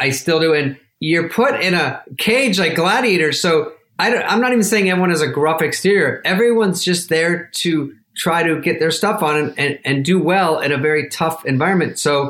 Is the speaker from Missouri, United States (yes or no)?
no; Arizona, United States; moved away as an adult; And I've never even been really to New York. I was from Arizona. I've never really been back east. I didn't know about accents.